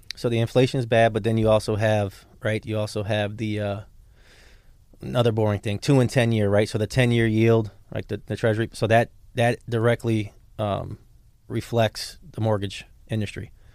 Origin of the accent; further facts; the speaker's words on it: Markham, Illinois, United States; also born or lived in Chicago, Illinois; now in Palm Beach County, United States; I grew up in Chicago during the Jordan era